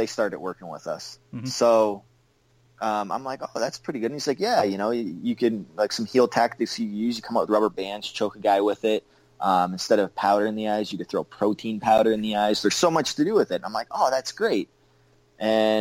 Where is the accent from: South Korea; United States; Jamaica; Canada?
Canada; I'm Canadian